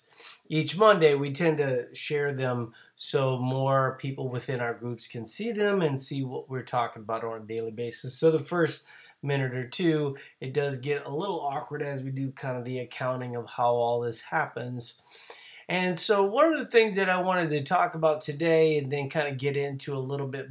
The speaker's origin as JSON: {"language": "English", "town": "New Orleans", "region": "Louisiana", "country": "United States", "moved": "yes", "lives_now": "Minnesota, United States", "said": "I'm originally from New Orleans"}